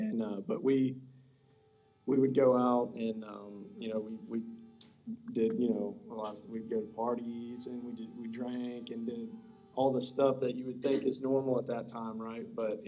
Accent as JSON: {"language": "English", "town": "Bremen", "country": "United States", "tie": "born or raised there", "said": "We both grew up in Bremen. I mean, that's not a real big story, but we grew up in Bremen, small town."}